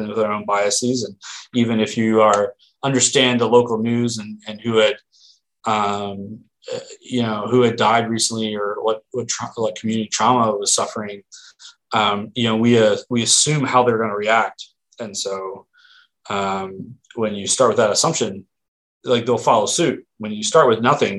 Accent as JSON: {"language": "English", "town": "Philadelphia", "region": "Pennsylvania", "country": "United States", "also_born_or_lived": "Erie, Pennsylvania / Oregon", "moved": "as an adult", "lives_now": "Portland, United States", "said": "I'm from the East Coast, around Philly, and I tend to talk fast"}